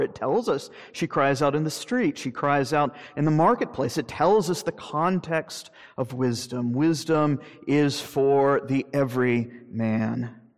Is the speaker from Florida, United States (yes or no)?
yes; Jacksonville, Florida, United States; moved away; growing up in Jacksonville